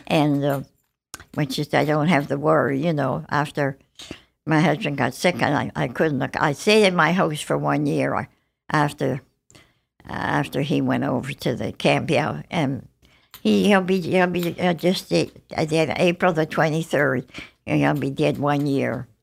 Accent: Halifax, Nova Scotia, Canada; also born or lived in Worcester, Massachusetts, United States / Montreal, Canada; I grew up in Halifax

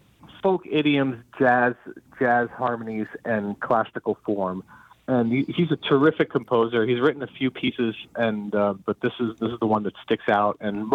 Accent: New Jersey, United States; now in Alabama, United States; my parents and my sister, they were all born in Cuba, but I was born in New Jersey. Right? I grew up in New Jersey

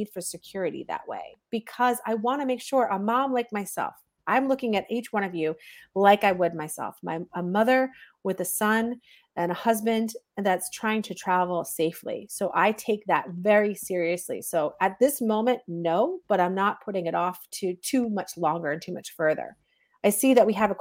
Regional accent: New Jersey, United States; I'm some mom from Jersey

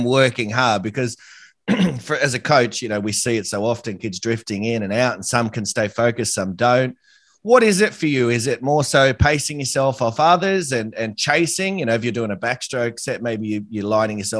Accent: Australia; as an Australian

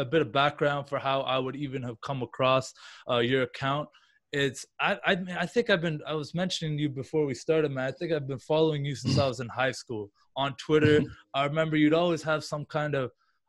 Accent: Canada; I'm Canadian myself

